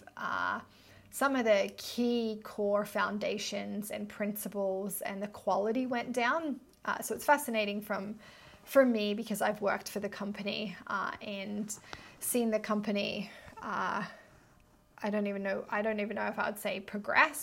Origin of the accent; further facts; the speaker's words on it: near Byron Bay, New South Wales, Australia; moved away as an adult; also born or lived in Melbourne; I grew up near Byron Bay